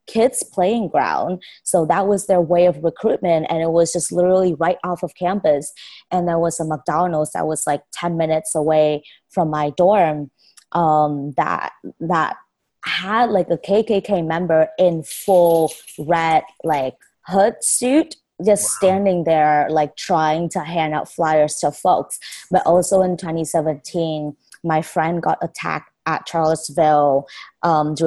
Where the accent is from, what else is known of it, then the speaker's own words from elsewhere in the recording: Vietnam; moved away as an adult; now in United States; I was born and raised in Vietnam for 18 years. I only recently came to the States in 2014